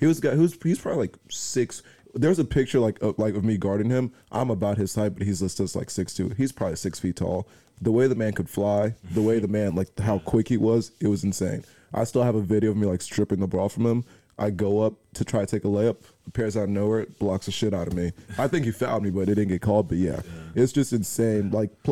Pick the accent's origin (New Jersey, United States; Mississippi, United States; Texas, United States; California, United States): New Jersey, United States; I'm from New Jersey, and my high school is like 10 minutes away from here